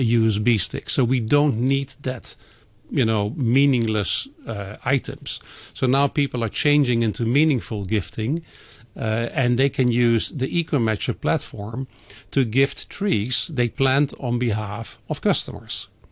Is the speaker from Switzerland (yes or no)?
no; Netherlands; moved away; my home country, in the Netherlands